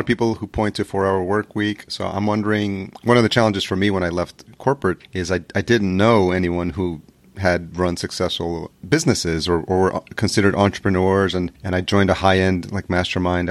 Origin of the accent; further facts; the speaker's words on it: Yonkers, New York, United States; literally grew up in Yonkers, New York, which is the, the first city outside of New York City